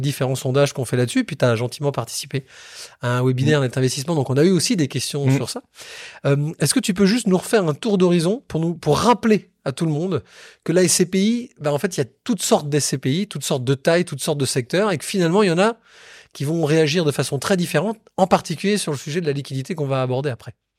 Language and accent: French; Bordeaux, Nouvelle-Aquitaine, France; je suis bordelais